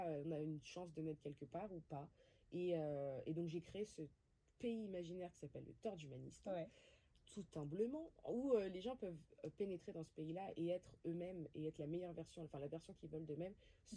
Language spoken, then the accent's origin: French; Créteil, Île-de-France, France; j'ai grandi à Créteil. Donc je viens principalement de là, avec des origines d'Afrique du Nord, donc d'Algérie et de Tunisie